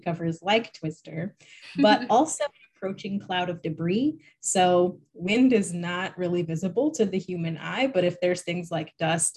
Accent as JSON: {"language": "English", "region": "Illinois", "country": "United States", "moved": "yes", "lives_now": "Chatham County, United States", "said": "I'm from Illinois"}